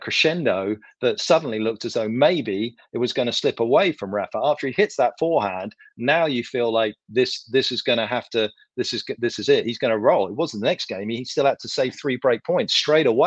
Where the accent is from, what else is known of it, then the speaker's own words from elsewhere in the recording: United Kingdom; I'm from Britain